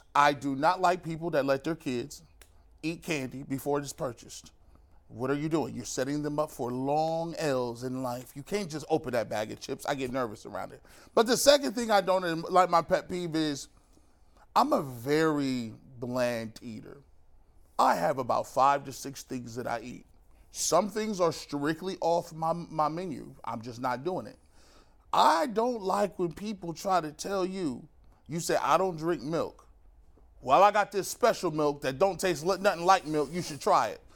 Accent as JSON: {"language": "English", "country": "United States", "said": "I'm an American."}